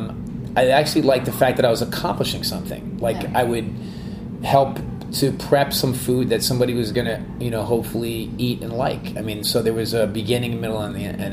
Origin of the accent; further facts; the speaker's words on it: New York City, New York, United States; I was born and bred in New York City in Manhattan.